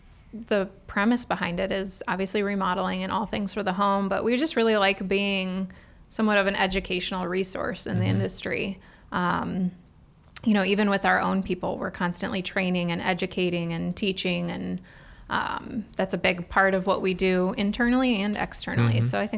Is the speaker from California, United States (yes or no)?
no; Cleveland, Ohio, United States; now in Columbus, United States; I'm from the Cleveland area, and I feel like there's a lot more tile in Cleveland.